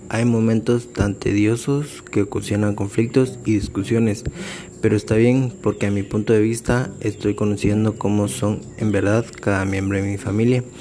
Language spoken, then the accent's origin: Spanish; Malacatán, San Marcos, Guatemala; also born or lived in Tecún Umán / Coatepeque; tengo 22 años, soy originario de Malacatán, San Marcos, pero es algo confuso porque mis primeros tres años los viví en Tecumán, luego los tres años siguientes los viví en Malacatán, después viví seis años en Coatepeque